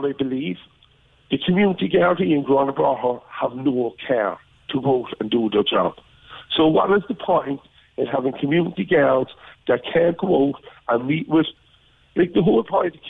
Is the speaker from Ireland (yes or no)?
yes; Cork, Munster, Ireland; growing up in Trotfield in Achmahini